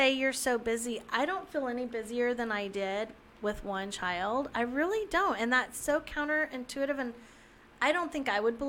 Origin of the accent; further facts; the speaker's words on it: Gulf Coast, United States; also born or lived in Texas / Louisiana / Florida; I grew up now down near the Gulf. I've lived in Texas, Louisiana, and Florida, always on the Gulf.